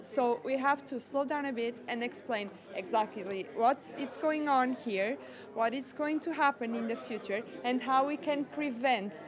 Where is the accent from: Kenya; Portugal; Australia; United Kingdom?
Portugal; I'm from Portugal and I'm a scout too